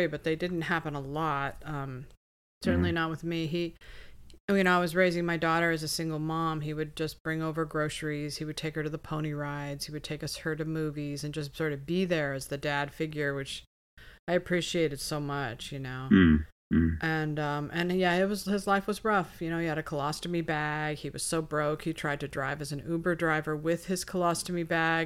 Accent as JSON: {"language": "English", "area": "Topanga Canyon", "region": "California", "country": "United States", "tie": "born or raised there", "said": "I grew up in Topanga Canyon"}